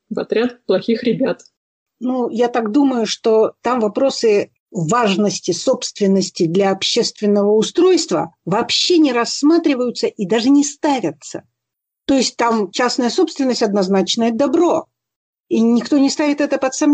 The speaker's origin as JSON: {"language": "Russian", "region": "Siberia", "country": "Russia", "tie": "born or raised there", "said": "я родилась и выросла в Сибири, там прекрасно."}